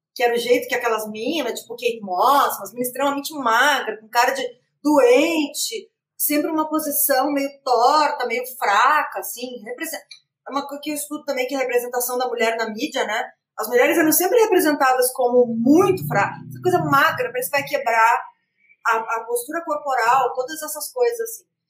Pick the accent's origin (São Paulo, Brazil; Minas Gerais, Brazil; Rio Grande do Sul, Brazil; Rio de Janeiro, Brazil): Rio Grande do Sul, Brazil; Eu ainda sou do Rio Grande do Sul, que é um estado que tem muitas Barbies